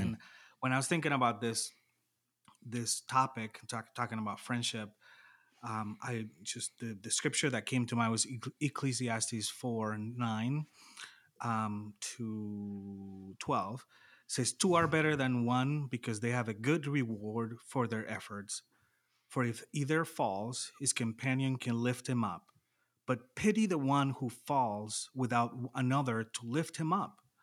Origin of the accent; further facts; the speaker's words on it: Panama; moved away as an adult; also born or lived in La Crosse, Wisconsin, United States; now in United States; I'm from Panama originally, uh, grew up, born and raised, moved to the U S when I was twenty-two